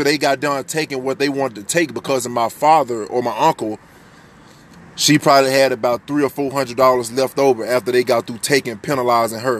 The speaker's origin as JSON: {"language": "English", "town": "Memphis", "region": "Tennessee", "country": "United States", "tie": "born or raised there", "also_born_or_lived": "Miami, Florida", "said": "I was born in Miami, but I was raised in Tennessee, Memphis, Tennessee"}